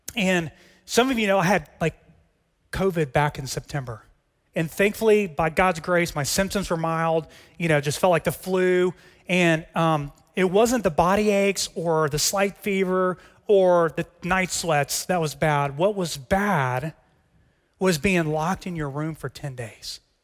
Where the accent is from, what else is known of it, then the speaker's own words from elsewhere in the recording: Texas, United States; As a Texan